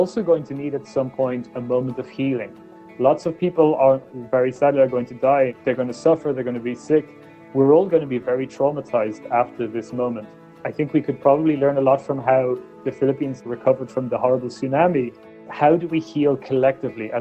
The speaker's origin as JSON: {"language": "English", "country": "Ireland", "tie": "born or raised there", "said": "When I was born in Ireland in the 1980s"}